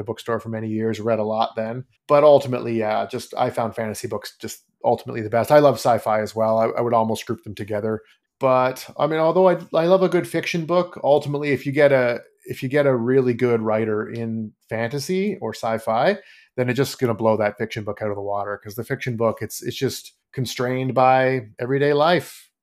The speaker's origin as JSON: {"language": "English", "country": "Canada", "tie": "born or raised there", "said": "grew up, born and raised in Canada"}